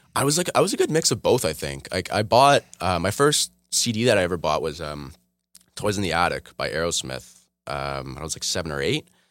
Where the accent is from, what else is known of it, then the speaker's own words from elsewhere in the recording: Oshawa, Ontario, Canada; also born or lived in Toronto; I moved to Oshawa like I was like two or three